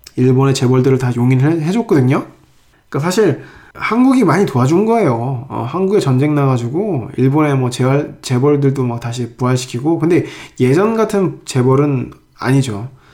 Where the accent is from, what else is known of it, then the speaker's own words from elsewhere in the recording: South Korea; 나는 한국 사람인데